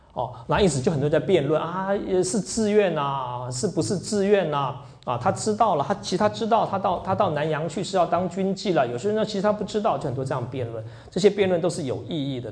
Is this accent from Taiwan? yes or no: yes; Taiwan; 我从台湾来的